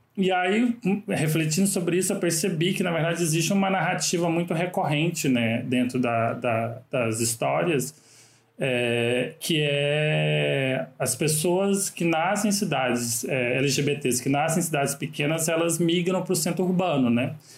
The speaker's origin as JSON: {"language": "Portuguese", "town": "Catalão", "region": "Goiás", "country": "Brazil", "tie": "born or raised there", "also_born_or_lived": "Rio de Janeiro", "moved": "as an adult", "said": "eu nasci em Catalão, né? Eu morei lá até meus 26 anos de idade"}